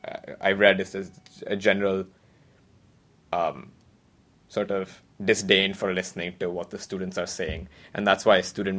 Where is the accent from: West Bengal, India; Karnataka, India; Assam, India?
West Bengal, India; Kolkata; moved away as an adult; now in Cambridge, United States; I'm from Calcutta, India.